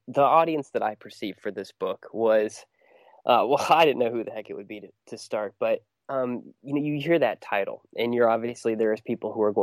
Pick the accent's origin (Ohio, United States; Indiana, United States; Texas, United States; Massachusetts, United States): Ohio, United States; I grew up in Ohio